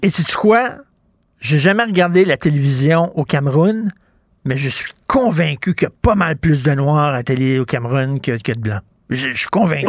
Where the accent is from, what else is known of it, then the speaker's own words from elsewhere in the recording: Montreal, Quebec, Canada; je viens d'un milieu très pauvre, OK? Là, je viens de Verdun, le près de Pointe-Saint-Charles.